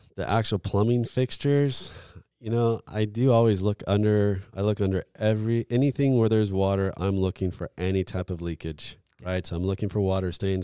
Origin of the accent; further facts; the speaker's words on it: Florida, United States; I'm from Florida